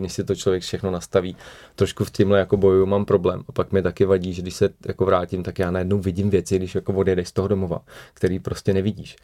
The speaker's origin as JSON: {"language": "Czech", "region": "Prague", "country": "Czechia", "tie": "born or raised there", "also_born_or_lived": "Moravian Wallachia", "said": "narodil jsem se teda na Valašsku, ale v Praze jsem od 6 let, takže už se považuji za Pražáka"}